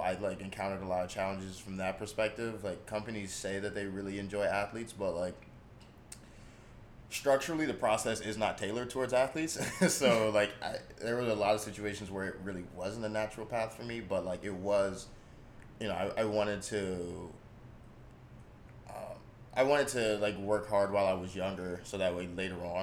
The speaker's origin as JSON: {"language": "English", "town": "Dallas", "region": "Texas", "country": "United States", "also_born_or_lived": "Providence, Rhode Island", "moved": "as an adult", "lives_now": "Boston, United States", "said": "I'm from Dallas, Texas originally, grew up playing football"}